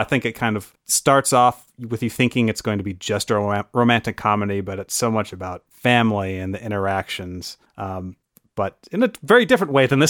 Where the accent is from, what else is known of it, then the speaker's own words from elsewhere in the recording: Lower Michigan, United States; So I'm from Lower Michigan